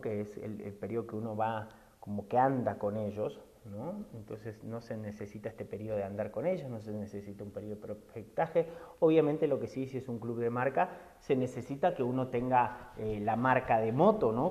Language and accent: Spanish; Argentina; moved away as an adult; now in Mexico; soy argentino, que vivo hace 15 años en México